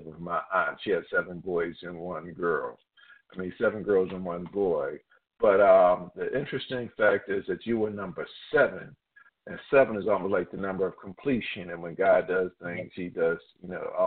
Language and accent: English; Philadelphia, Pennsylvania, United States; I'm from Philadelphia, PA, and I'm a class of 81